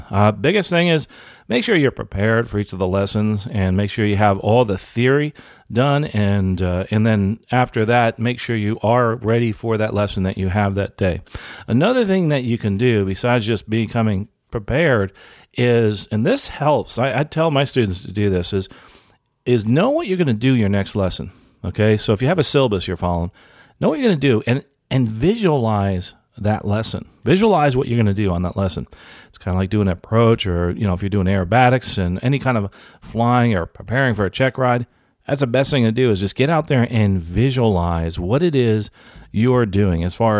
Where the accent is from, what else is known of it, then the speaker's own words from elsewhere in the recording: Canada; I'm a Canadian, and I've been working in my industry for 20 years